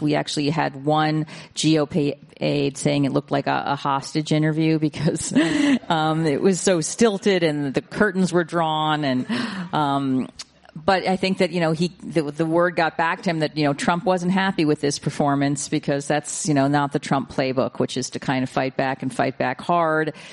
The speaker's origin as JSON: {"language": "English", "town": "New York City", "region": "New York", "country": "United States", "tie": "born or raised there", "said": "I was raised in New York City."}